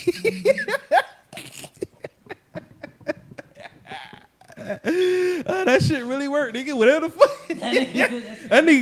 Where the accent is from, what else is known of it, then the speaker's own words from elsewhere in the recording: Georgia, United States; moved away; also born or lived in Hawaii / Fort Liberty; I'm from Georgia